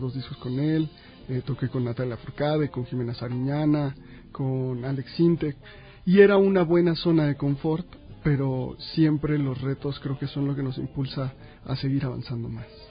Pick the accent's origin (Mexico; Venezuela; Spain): Mexico; Yo estoy convencido de que como mexicano